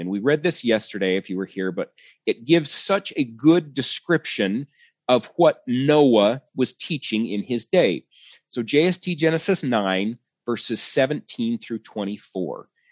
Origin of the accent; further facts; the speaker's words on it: Sandy, Utah, United States; I was born in Sandy, Utah